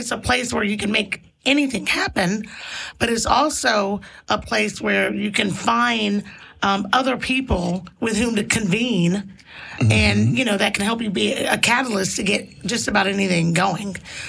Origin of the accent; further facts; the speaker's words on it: Jacksonville, Florida, United States; Obviously, I'm not an Atlanta native. I'm from Jacksonville, Florida.